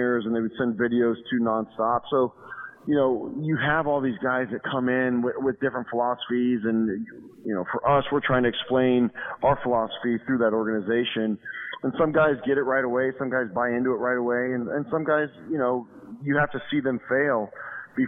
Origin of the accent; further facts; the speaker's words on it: Arizona, United States; moved away as an adult; now in Ohio, United States; I grew up in Arizona, so we play baseball year-round.